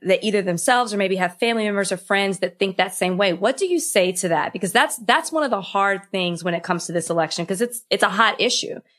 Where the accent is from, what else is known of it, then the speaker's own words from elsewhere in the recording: Texas, United States; I'm from Texas, and I went to a Southern Baptist school my entire life